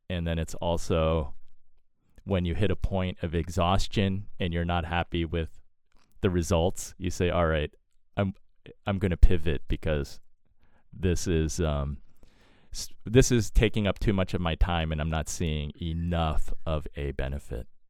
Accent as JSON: {"language": "English", "region": "East Coast", "country": "United States", "tie": "born or raised there", "said": "Born and raised on the East Coast"}